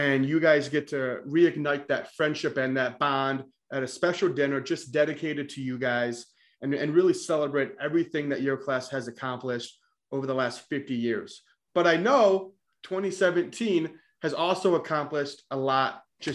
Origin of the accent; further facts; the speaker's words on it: Westmoreland, New York, United States; also born or lived in Utica; my hometown high school in Westmoreland.